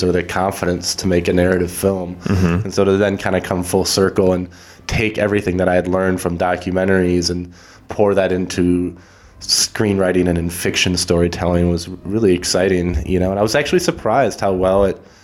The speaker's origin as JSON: {"language": "English", "town": "Ann Arbor", "region": "Michigan", "country": "United States", "tie": "born or raised there", "moved": "yes", "said": "my hometown"}